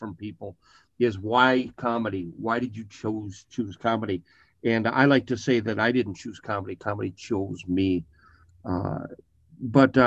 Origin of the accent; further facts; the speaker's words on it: Greeley, Colorado, United States; I am from Greeley, Colorado. People from Greeley call it Stink Town, Poop Town